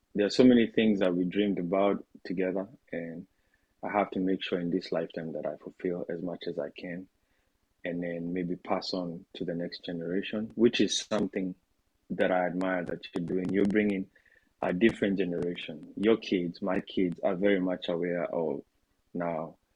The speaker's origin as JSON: {"language": "English", "country": "Kenya", "said": "as a Kenyan"}